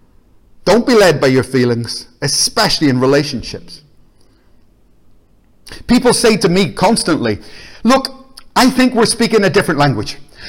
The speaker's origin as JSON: {"language": "English", "country": "Ireland", "said": "Because I'm Irish. And Ireland was at war with Britain."}